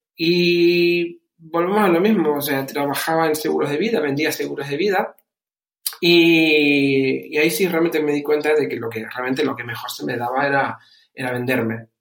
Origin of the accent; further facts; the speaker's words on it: Canary Islands, Spain; moved away as an adult; also born or lived in Germany; now in Bucharest, Romania; he criado, como dijiste, dijiste, desde los 11 en, España, concretamente en Canarias. De ahí mi, mi acento